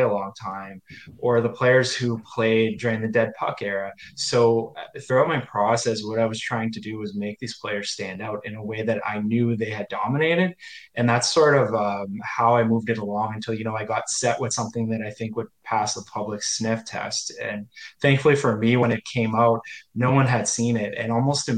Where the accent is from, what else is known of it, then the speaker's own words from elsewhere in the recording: Sudbury, Ontario, Canada; I'm from Sudbury, Coniston, actually, the town, hometown of Toe Blake, the legendary coach. And so I'm from a hockey mad city and town